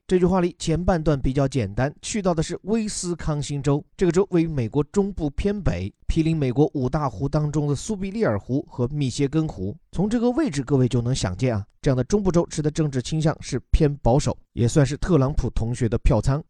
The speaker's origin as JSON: {"language": "Chinese", "country": "China", "said": "我们中国人"}